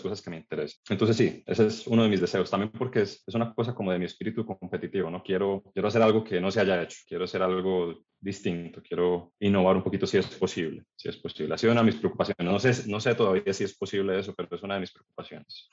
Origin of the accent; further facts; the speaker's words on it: Cali, Valle del Cauca, Colombia; moved away as an adult; also born or lived in Caracas, Venezuela; now in Medellín, Colombia; crecí en Cali, estudié en el colegio